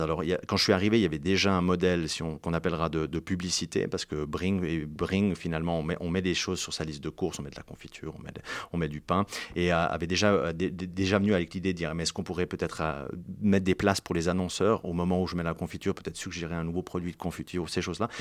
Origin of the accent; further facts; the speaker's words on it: Martigny, Valais, Switzerland; also born or lived in Fribourg; Je viens de Martigny-en-Valais.